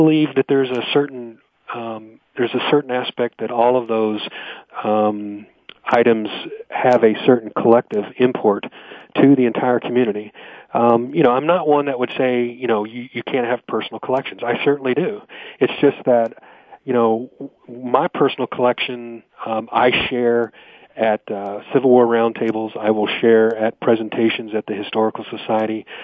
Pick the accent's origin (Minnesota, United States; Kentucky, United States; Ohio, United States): Kentucky, United States; Louisville; moved away as an adult; now in Franklin, United States; I'm originally from the Louisville, Kentucky area, and we moved here about 10 years ago